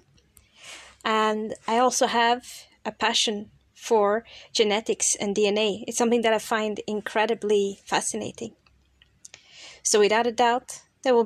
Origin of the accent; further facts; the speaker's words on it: Toronto, Ontario, Canada; moved away as an adult; also born or lived in Brazil / Lisbon, Portugal; now in London, United Kingdom; I was born and grew up in the outskirts of Toronto, in Canada